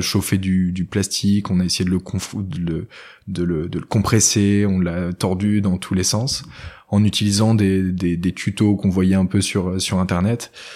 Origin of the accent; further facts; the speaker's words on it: Argentré-du-Plessis, Brittany, France; je viens d'un village qui s'appelle Argentré-du-Plessis, qui est aux portes de Bretagne